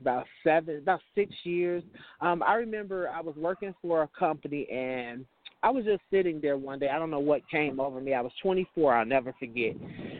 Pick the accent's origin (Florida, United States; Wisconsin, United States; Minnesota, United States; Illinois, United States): Illinois, United States; Chicago; I was born in Chicago. I actually live in the southwest suburbs of Chicago.